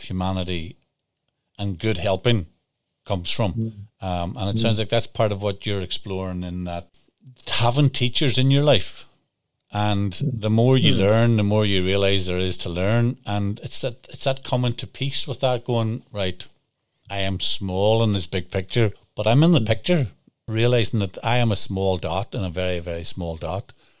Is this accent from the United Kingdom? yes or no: yes; Northern Ireland, United Kingdom; I grew up in Northern Ireland